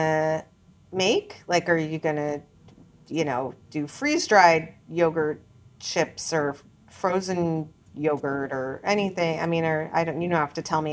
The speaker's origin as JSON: {"language": "English", "region": "New York", "country": "United States", "tie": "born or raised there", "said": "as an American who grew up in New York"}